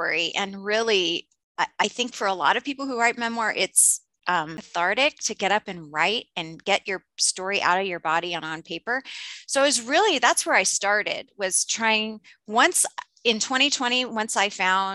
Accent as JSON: {"language": "English", "region": "Indiana", "country": "United States", "tie": "born or raised there", "said": "I was born in Indiana and adopted and raised in Indiana."}